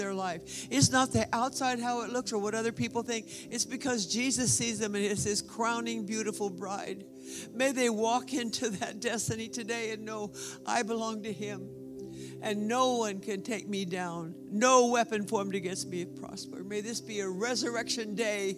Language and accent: English; Texas, United States; I was raised in Texas. I grew up all over Texas